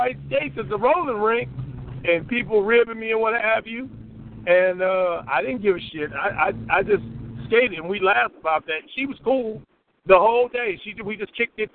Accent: Chicago, Illinois, United States; I'm from Chicago

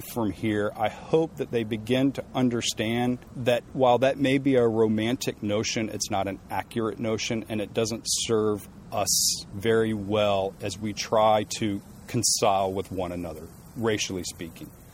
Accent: the South, United States; I was taught growing up in the South

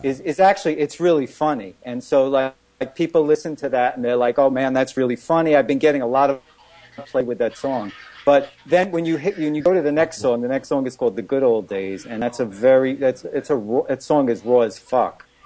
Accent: New York City, New York, United States; also born or lived in Brooklyn; I was born in Queens. I, I grew. I'm living in Brooklyn for many years, thirty years

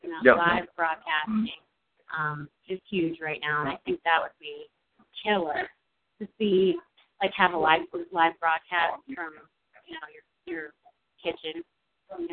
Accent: Pittsburgh, Pennsylvania, United States; also born or lived in New England; growing up in Pittsburgh, we were a little behind the times

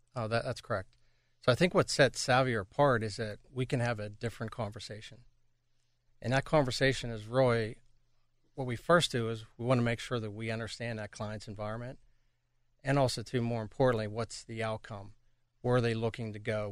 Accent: Pittsburgh, Pennsylvania, United States; moved away as an adult; also born or lived in Toronto; be back in my hometown of Pittsburgh

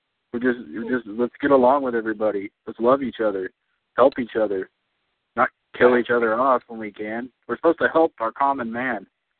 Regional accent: Texas, United States; moved away as an adult; also born or lived in Idaho; I was born and raised in Texas. So, I mean, I grew up there. You know, I just decided that, you know, that's why I came to Idaho to go to college.

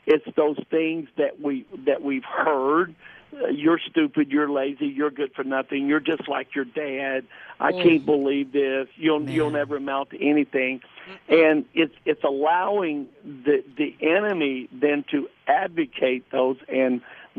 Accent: the South, United States; I grew up in the South

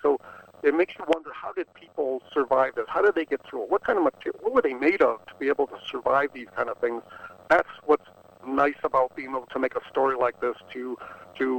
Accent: Boston, Massachusetts, United States; I grew up in Boston

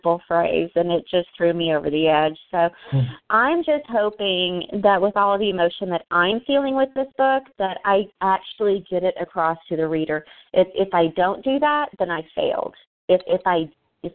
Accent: Texas, United States; I'm a Southern girl. I'm from Texas. I'm sitting here in Dallas

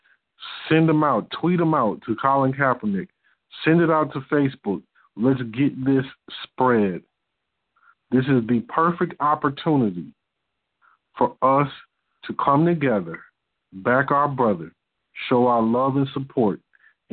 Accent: Detroit, Michigan, United States; I'm from Detroit

